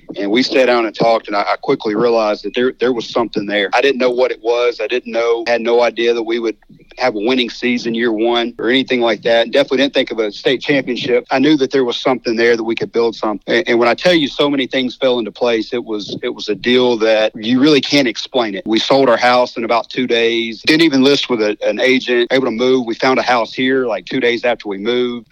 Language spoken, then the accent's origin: English; Hernando, Mississippi, United States; moved away as an adult; also born or lived in Orlando, Florida / Horn Lake; I grew up in Hernando and uh, we moved to Orlando, Florida